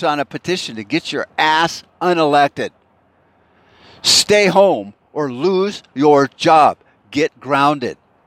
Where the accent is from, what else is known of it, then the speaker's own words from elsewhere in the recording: United States; I was born in America.